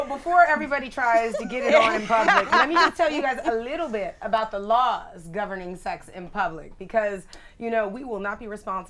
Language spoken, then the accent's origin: English; California, United States; now in Florida, United States; I'm originally from California.